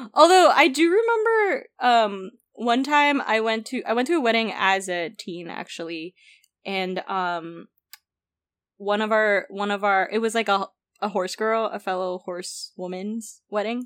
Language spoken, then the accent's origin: English; Philippines; I grew up in the Philippines